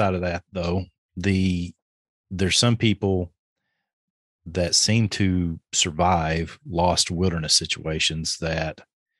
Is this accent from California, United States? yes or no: no; Kentucky, United States; I'm from Kentucky.